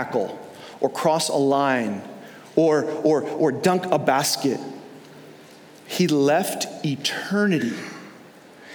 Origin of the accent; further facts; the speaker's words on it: New York, United States; now in Florida, United States; growing up in New York, we didn't really have any pro teams or college teams to root for